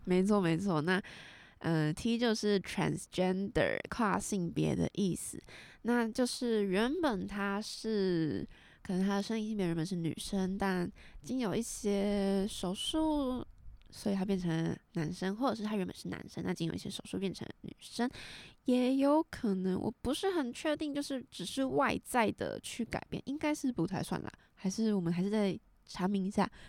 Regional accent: southern Taiwan, Taiwan; 我们是南部人，所以可能会带一点台语

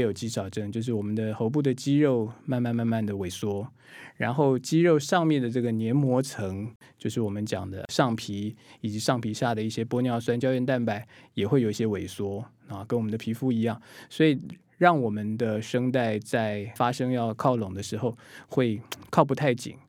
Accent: Taiwan; 我们台湾人、我们华人

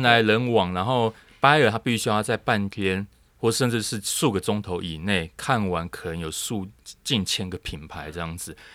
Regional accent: Taiwan; 台湾这样子的，我们，我们自己土生土长的这个环境

